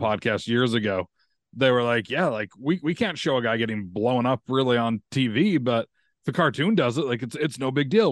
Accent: Utah, United States; me growing up in Utah

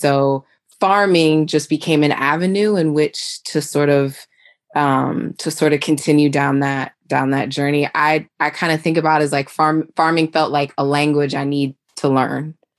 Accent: Silver Spring, Maryland, United States; moved away as an adult; also born or lived in New York; I am originally from Silver Spring, Maryland, and just moved back to the area after living in New York for about 11 years.

